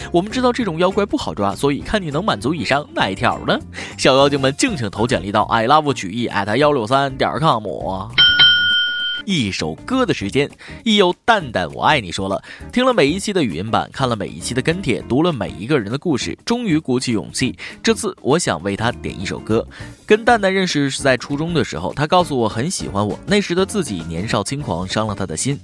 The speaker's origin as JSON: {"language": "Chinese", "country": "China", "said": "作为中国人"}